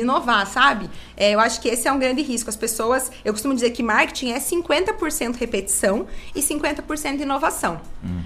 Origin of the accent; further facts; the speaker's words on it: Salto do Lontra, Paraná, Brazil; eu sou de Salto do Lontra, nasci aqui, né? A maior parte da minha vida eu morei aqui.